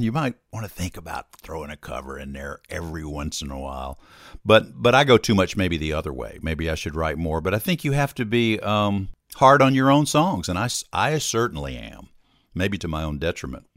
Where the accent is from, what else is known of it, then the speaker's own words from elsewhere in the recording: Hattiesburg, Mississippi, United States; moved away as an adult; also born or lived in Austin, Texas; now in Nashville, United States; I had come back from Austin at one point to my hometown of Hattiesburg, Mississippi